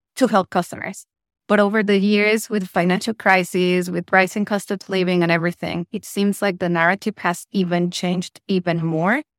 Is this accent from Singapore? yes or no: no; Mexico; moved away as an adult; also born or lived in United Kingdom; now in Malaysia; I'm originally from Mexico, but by now I'm like a double citizen. Uh, so I lived in the UK for nine years, then I've been in Asia for almost six years.